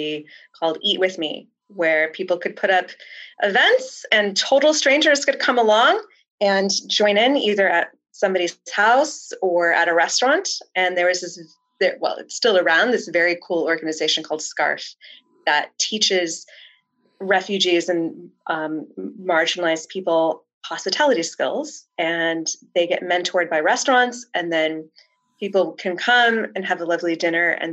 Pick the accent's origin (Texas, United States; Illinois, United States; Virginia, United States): Illinois, United States; the Midwest; accent: American, Midwest; moved away as an adult; now in Melbourne, Australia; I'm originally from a farm near a town of 200 people, about 2.5 hours away from Chicago